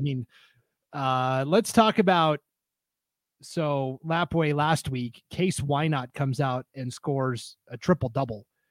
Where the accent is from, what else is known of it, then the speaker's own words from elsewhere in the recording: Montana, United States; now in Idaho, United States; my home state, Montana